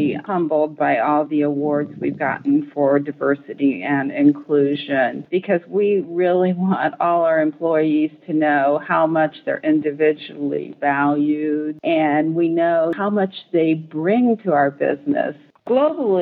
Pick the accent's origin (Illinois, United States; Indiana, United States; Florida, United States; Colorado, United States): Indiana, United States; I'm a Hoosier from Indiana, although I have lived other places